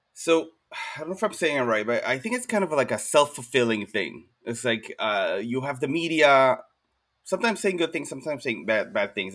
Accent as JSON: {"language": "English", "country": "Israel", "moved": "as an adult", "lives_now": "United States", "said": "I'm originally from Israel"}